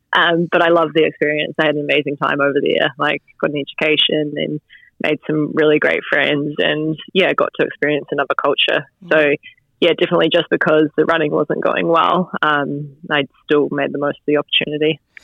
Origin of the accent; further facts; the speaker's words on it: Stillwater, West Coast, New Zealand; I grew up uh, just outside of Greymouth, so 15 k's out in the place called Stillwater